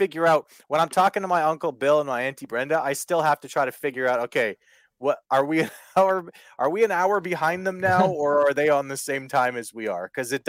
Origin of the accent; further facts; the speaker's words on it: Canada; I laugh as a Canadian